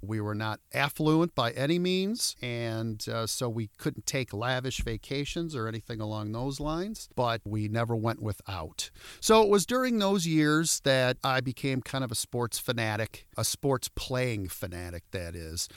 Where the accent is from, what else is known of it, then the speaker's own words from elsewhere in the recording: Royal Oak, Michigan, United States; I grew up in Royal Oak